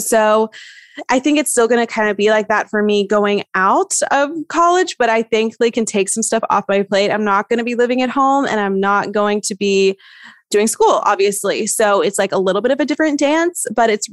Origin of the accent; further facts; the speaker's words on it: East Tennessee, United States; I'm from East Tennessee and it's beautiful